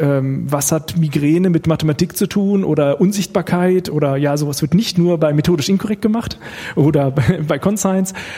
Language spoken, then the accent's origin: German; Bad Pyrmont, Lower Saxony, Germany; moved away as an adult; now in Karlsruhe, Germany; ich komme etwas mehr aus der Nähe hier ursprünglich, nämlich aus Bad Pyrmont, das ist in Niedersachsen